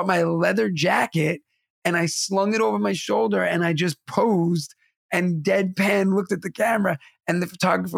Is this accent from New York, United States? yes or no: yes; New York City, New York, United States; Growing up in Bensonhurst in Brooklyn, everybody was Guidos